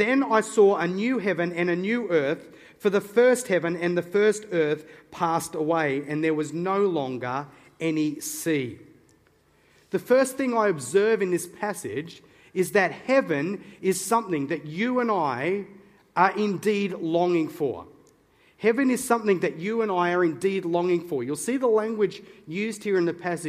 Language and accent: English; Newcastle, New South Wales, Australia; I'm a Novocastrian by birth. Okay, that's just fancy pants way of saying I'm from Newcastle